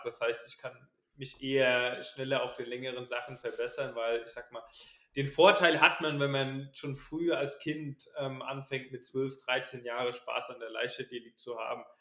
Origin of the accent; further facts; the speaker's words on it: Ballborn, Rhineland-Palatinate, Germany; ich komme aus der Nähe von Kaiserslautern, aus dem kleinen Dorf, ähm, Balborn.